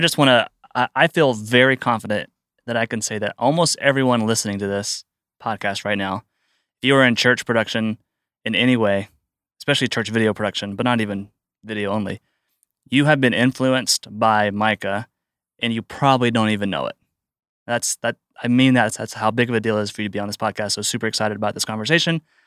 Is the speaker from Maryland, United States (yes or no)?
no; Atlanta, Georgia, United States; so I'm from the Atlanta area. Uh, my wife and I went to North Point, you know, off and on growing up.